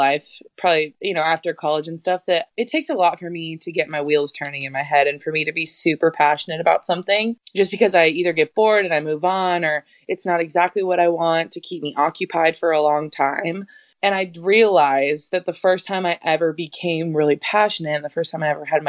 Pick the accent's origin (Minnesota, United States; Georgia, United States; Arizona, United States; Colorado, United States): Arizona, United States; I was from Arizona